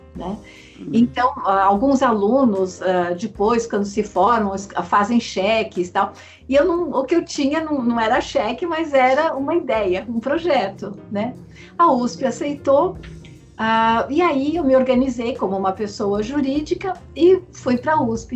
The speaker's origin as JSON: {"language": "Portuguese", "region": "São Paulo", "country": "Brazil", "said": "eu sou paulistana"}